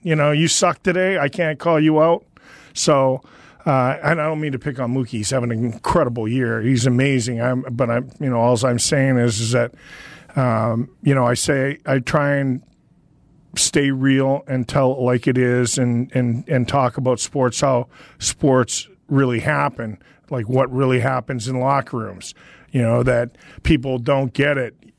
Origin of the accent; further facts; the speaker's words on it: Northern Canada, Canada; I grew up in a small town in Northern Canada